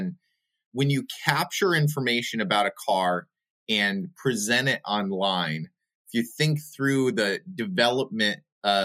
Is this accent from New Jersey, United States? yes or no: no; New York, United States; also born or lived in overseas; now in Buffalo, United States; I born and raised in New York and then overseas.